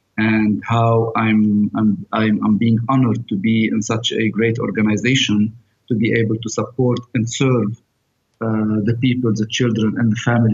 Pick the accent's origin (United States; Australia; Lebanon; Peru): Lebanon; Abra, South Governorate; also born or lived in Beirut; I'm from Lebanon. I come from a small village in the south. It's called Abra.